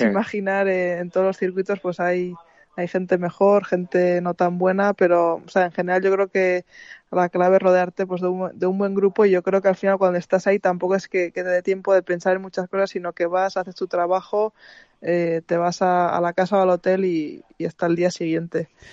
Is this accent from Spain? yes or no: yes; Spain; mi país